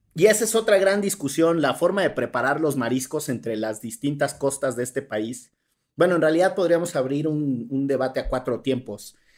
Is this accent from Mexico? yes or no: yes; Orizaba, Veracruz, Mexico; mis queridos amigos con los que crecí en Orizaba, Veracruz